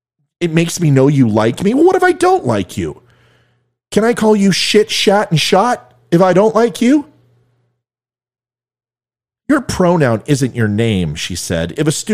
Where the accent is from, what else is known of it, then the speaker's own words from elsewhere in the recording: California, United States; now in Virginia, United States; A lot of people know I'm from Virginia. Not originally. I'm a California guy.